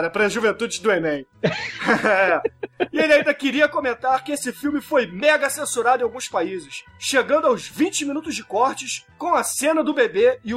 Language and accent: Portuguese; Rio Grande do Sul, Brazil; sou do Rio Grande do Sul.